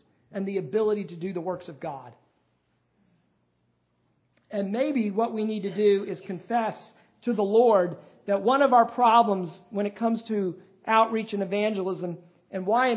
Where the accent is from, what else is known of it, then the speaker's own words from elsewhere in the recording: United States; accent: American; my American accent